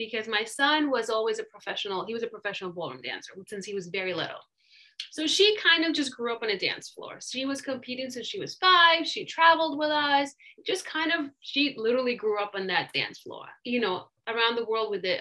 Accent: Russia; now in United States; I was born and raised in Russia, and my parents were immigrants

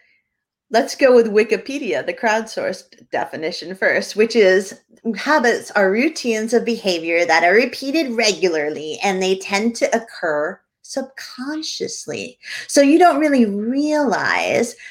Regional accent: New Hampshire, United States; I'm from New Hampshire, not Florida

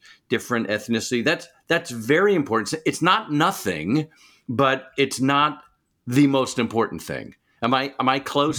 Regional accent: suburbs of New York City, United States; moved away; I come from a Jewish background, and I'm originally from New York, suburbs of New York City.

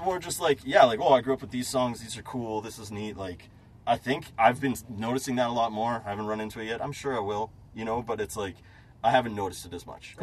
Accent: Manitoba, Canada; I'm Canadian.

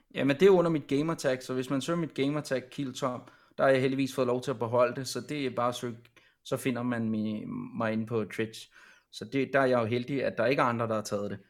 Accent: Copenhagen, Capital Region of Denmark, Denmark; Jeg er selv fra København af

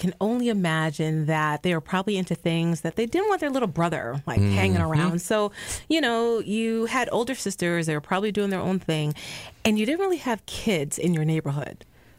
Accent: Jamaica; moved away; I was born in Jamaica.

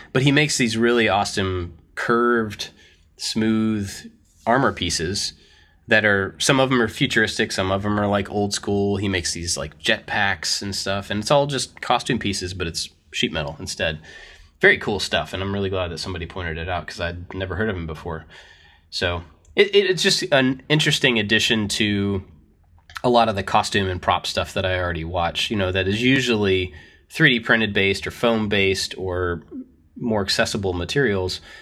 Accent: United States; we are also American. All three of us are American

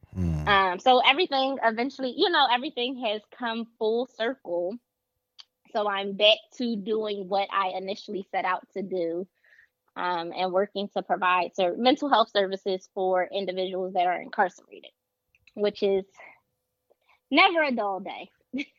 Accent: Philadelphia, Pennsylvania, United States; I am a Philadelphia native, born and raised in Philadelphia.

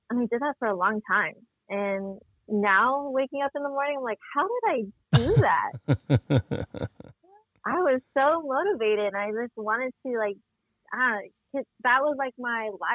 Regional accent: San Diego, California, United States; I'm grew up born and raised San Diego

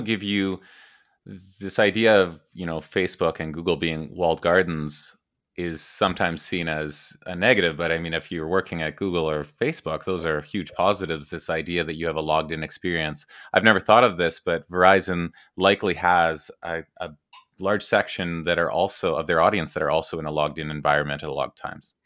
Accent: Edmonton, Alberta, Canada; I grew up in Edmonton, Alberta, Canada

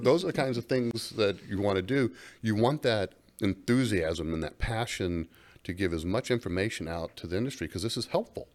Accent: Gainesville, Florida, United States; moved away; growing up in Gainesville, Florida

